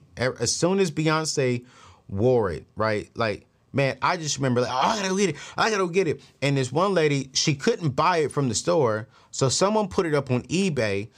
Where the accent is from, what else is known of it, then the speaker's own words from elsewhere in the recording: DMV area, United States; my hometown where I live at right now, the D M V area